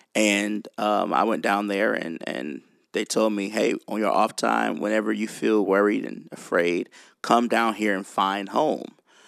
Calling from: Nashville, Tennessee, United States; Way in Tennessee, Nashville, Tennessee.

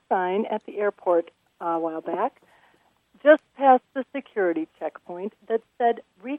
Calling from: Madison, Wisconsin, United States; I'm calling from Madison, Wisconsin.

